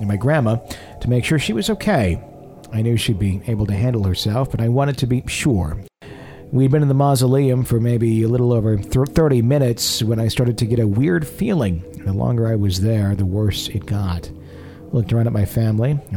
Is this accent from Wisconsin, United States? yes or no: yes; Wisconsin, United States; am I always a Wisconsinite